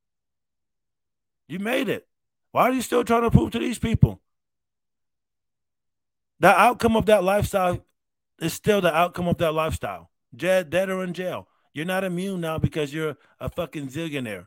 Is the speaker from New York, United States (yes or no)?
yes; Rochester, New York, United States; I'm from Rochester, New York